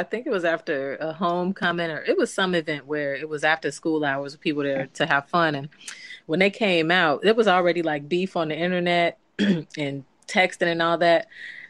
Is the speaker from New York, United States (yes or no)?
no; Chicago, Illinois, United States; I grew up in Hyde Park